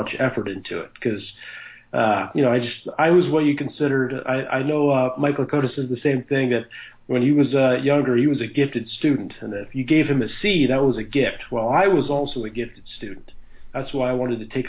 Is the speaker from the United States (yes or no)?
no; Halifax, Nova Scotia, Canada; I grew up in Halifax, Nova Scotia, Canada. That's where I currently live with my wife